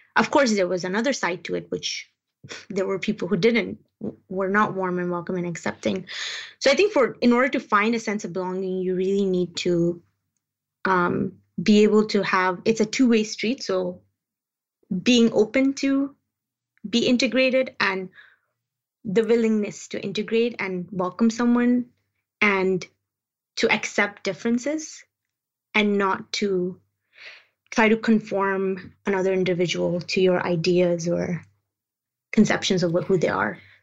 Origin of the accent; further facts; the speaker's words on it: Peshawar, Khyber Pakhtunkhwa, Pakistan; also born or lived in Afghanistan; now in London, United Kingdom; So I lived uh, a good a significant chunk of my life uh, growing up as a refugee um, in Peshawar, Pakistan.